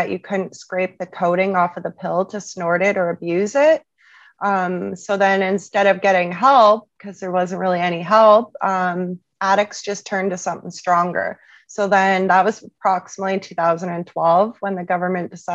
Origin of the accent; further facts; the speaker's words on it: Sarnia, Ontario, Canada; I'm originally from Sarnia, Ontario.